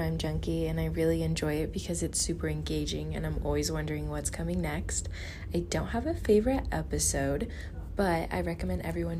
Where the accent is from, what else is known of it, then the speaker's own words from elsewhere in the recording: Simi Valley, California, United States; now in Flagstaff, United States; I'm from Simi Valley, California. I'm a senior studying marketing here at NAU.